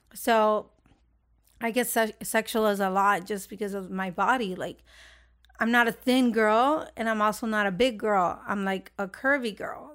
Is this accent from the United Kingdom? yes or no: no; Honduras; moved away; I was from Honduras